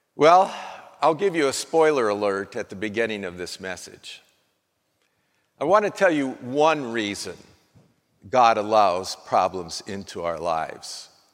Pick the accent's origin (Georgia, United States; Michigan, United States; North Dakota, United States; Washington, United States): North Dakota, United States; Well, I'm from North Dakota. I was born in North Dakota